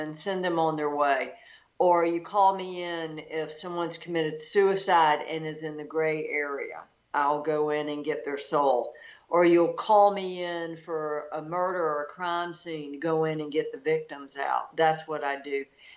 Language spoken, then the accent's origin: English; Deep South, United States; I grew up in the Deep South